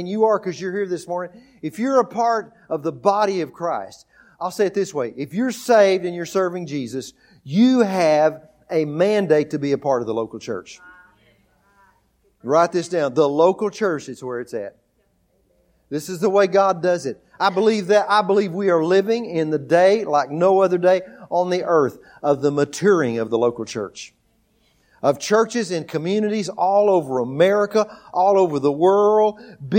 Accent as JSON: {"language": "English", "region": "Texas", "country": "United States", "tie": "born or raised there", "also_born_or_lived": "Oklahoma", "moved": "as an adult", "said": "We grew up in Texas."}